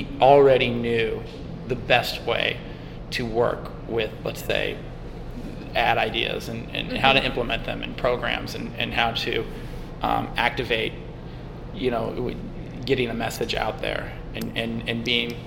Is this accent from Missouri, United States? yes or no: yes; St. Louis, Missouri, United States; I grew up in St. Louis